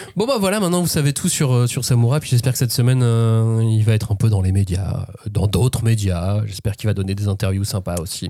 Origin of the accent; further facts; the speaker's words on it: France; nous en tant que Français